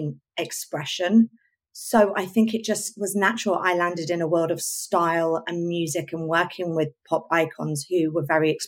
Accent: Oxfordshire, South East England, United Kingdom; now in London, United Kingdom; growing up in Oxfordshire and just wanting to entertain and try and look fabulous while I was doing it

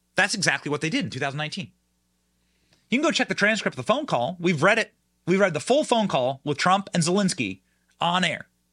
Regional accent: Iowa, United States; my home state of Iowa

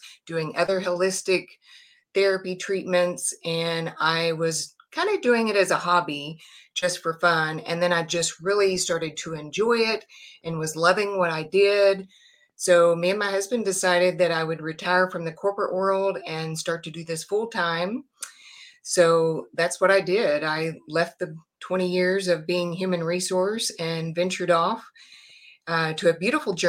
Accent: Texas, United States; I am from Texas, born and raised, and I'm still in Texas

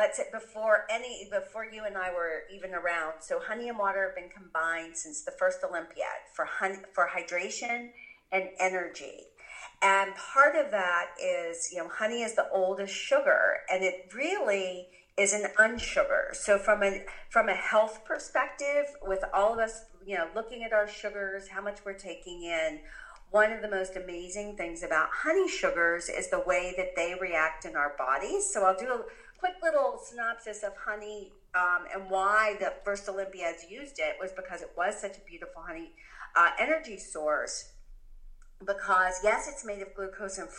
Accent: Pittsburgh, Pennsylvania, United States; our mutual hometowns of Pittsburgh

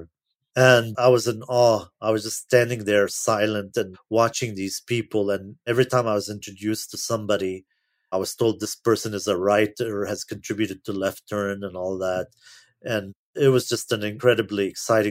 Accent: Lebanon; moved away; growing up in Lebanon

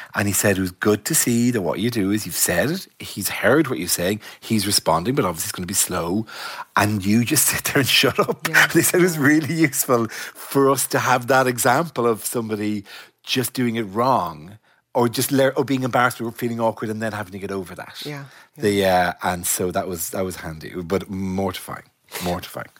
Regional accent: Ireland; I'm Irish

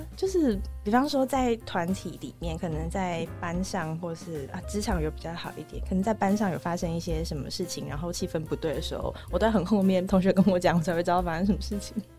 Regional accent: Taichung, Taiwan; also born or lived in Taipei / Hualien; 我在台北出生之后住过花莲，然后住过台中

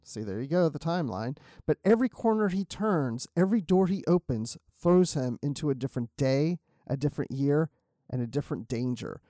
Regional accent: Maryland, United States; I grew up in Maryland

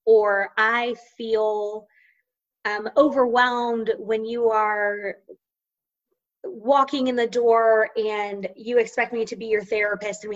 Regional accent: Central Florida, United States; I grew up in Central Florida.

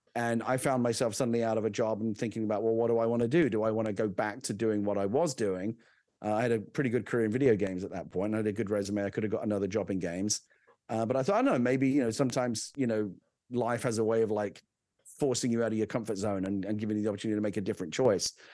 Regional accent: London, United Kingdom; moved away; I'm originally from the U K. I grew up in London

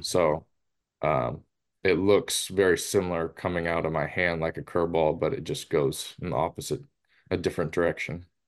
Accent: Seattle, Washington, United States; moved away as an adult; my hometown team

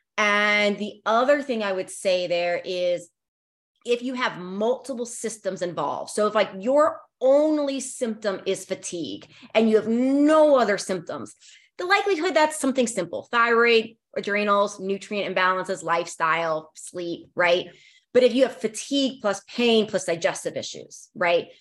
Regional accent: Northern Virginia, United States; I grew up in the Northern Virginia area

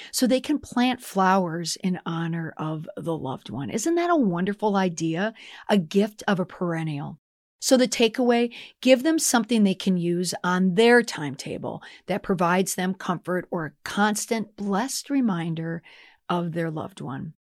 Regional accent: Minnesota, United States; as a Minnesotan

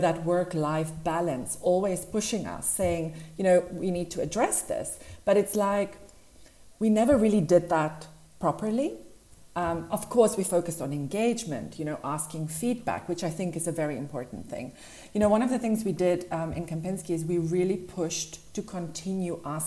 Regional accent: South Africa; moved away as an adult; now in Dubai, United Arab Emirates; So I grew up in South Africa. I'm originally from there

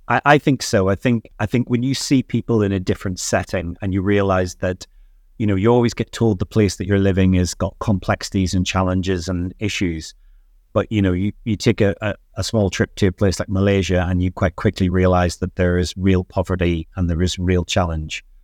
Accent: Northern Ireland, United Kingdom; Yeah, so life at Northern Ireland for me was very different.

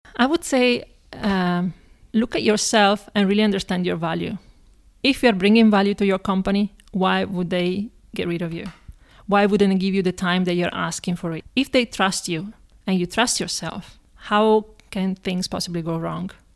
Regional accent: Padua, Veneto, Italy; now in Prague, Czech Republic; I was born in Italy, in a town called Padova, or Padova, which is close to Venice

